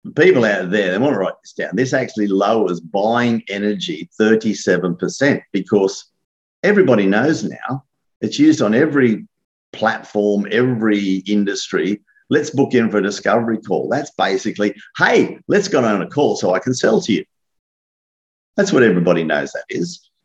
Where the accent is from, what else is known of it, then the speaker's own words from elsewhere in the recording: Australia; me being an Aussie